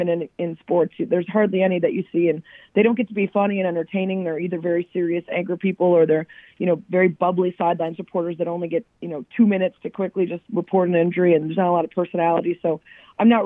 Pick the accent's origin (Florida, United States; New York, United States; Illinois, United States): Illinois, United States; about 45 minutes north of Chicago; also born or lived in Cleveland, Ohio; I grew up, I was born in Cleveland, but my family moved to the Chicago area when I was really young. So no real Cleveland memories. I grew up about 45 minutes north of Chicago